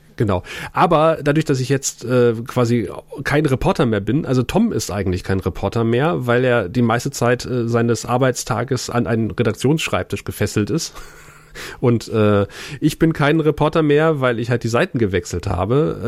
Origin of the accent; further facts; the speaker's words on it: Lusatia, Germany; als Lausitzer